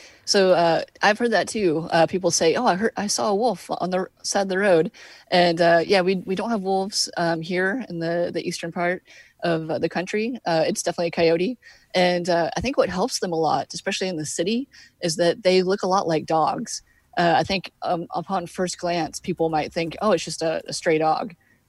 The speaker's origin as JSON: {"language": "English", "region": "Texas", "country": "United States", "said": "I'm originally from Texas, and we had coyotes there, of course."}